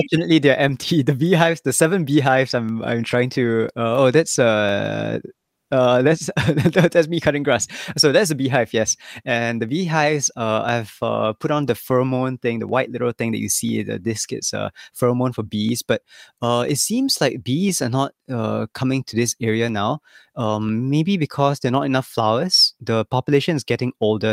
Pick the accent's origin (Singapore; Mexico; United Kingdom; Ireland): Singapore; moved away as an adult; also born or lived in Tokyo, Japan / Kyoto, Japan; now in Ryujin, Japan; I came to Japan ten years ago, so I'm Singaporean.